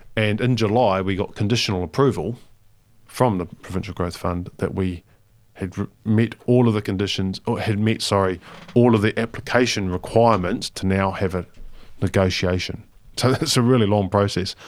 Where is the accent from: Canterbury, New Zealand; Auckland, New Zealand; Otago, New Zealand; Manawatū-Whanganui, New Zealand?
Manawatū-Whanganui, New Zealand; Palmerston North; moved away; I lived in Palmerston North, well, I grew up in Palmerston North